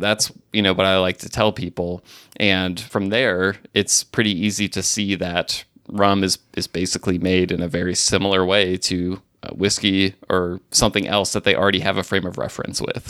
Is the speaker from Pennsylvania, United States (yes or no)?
no; Alabama, United States; moved away; also born or lived in Mississippi / Tennessee; I grew up in Alabama